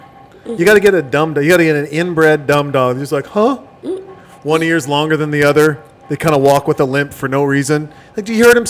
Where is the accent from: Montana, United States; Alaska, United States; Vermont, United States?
Montana, United States; You tell. I'm from Montana.